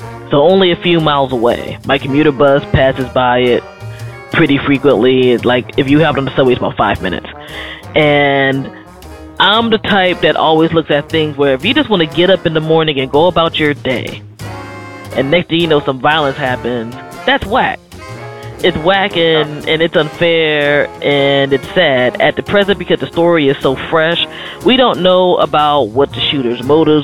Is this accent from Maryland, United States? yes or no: yes; Prince George's County, Maryland, United States; I grew up around Prince George's County